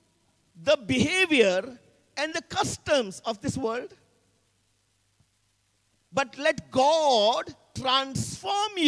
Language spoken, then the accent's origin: English; India; I come from the Anglo-Indian community.